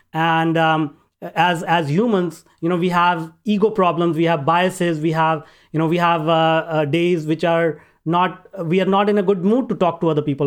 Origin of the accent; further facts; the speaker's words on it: northern India, India; now in Vancouver, Canada; I grew up in India, in northern part of India, a very small town